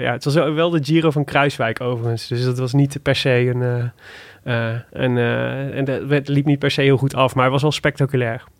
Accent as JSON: {"language": "Dutch", "country": "Netherlands", "said": "kom ik uit Maden"}